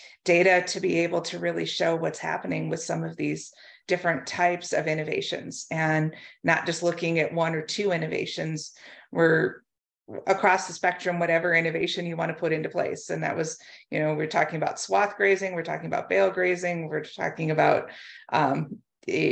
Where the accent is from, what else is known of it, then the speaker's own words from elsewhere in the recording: United States; moved away as an adult; also born or lived in North Dakota / Pennsylvania / Arizona; now in Canada; I am originally from the United States. My dad farms in southwestern Minnesota